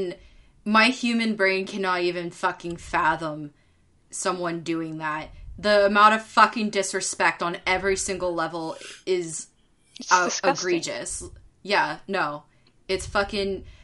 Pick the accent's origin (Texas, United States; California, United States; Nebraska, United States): California, United States; Bay Area of; I grew up in the Bay Area of California